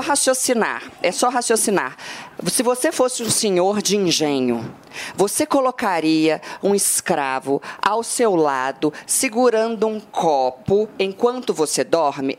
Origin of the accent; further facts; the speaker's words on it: Minas Gerais, Brazil; eu que sou mineira